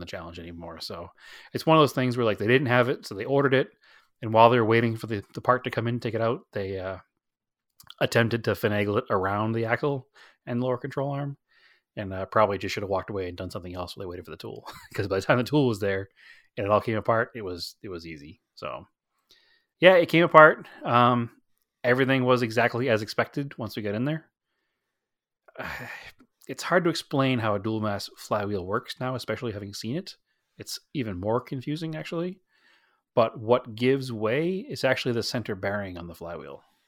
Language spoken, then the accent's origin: English; New England, United States; moved away; we're from New England